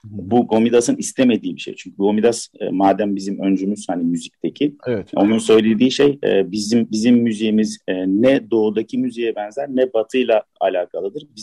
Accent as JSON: {"language": "Turkish", "region": "Istanbul", "country": "Turkey", "tie": "born there", "said": "E, ben 69 doğumluyum İstanbul."}